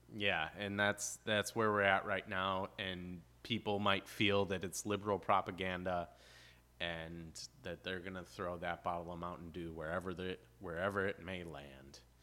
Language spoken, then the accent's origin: English; Chicago, Illinois, United States; moved away; also born or lived in Gulf coast (Highway 98); growing up in Chicago, we, like, we're by the lake